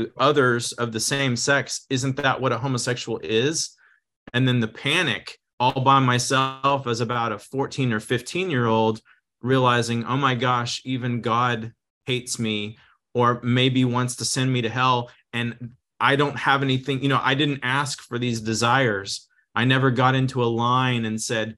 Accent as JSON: {"language": "English", "region": "Texas", "country": "United States", "tie": "born or raised there", "moved": "yes", "lives_now": "Redding, United States", "said": "I was raised in the South. I grew up in Texas mostly"}